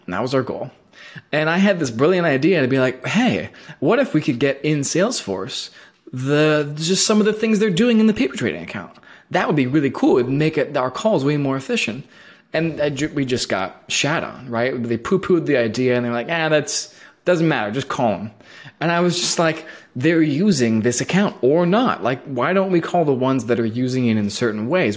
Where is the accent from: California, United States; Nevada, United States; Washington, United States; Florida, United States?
California, United States; Bay Area; moved away as an adult; also born or lived in San Francisco; now in Portland, United States; I was born and raised in Berlin Game, so I, I'm a native of the Bay Area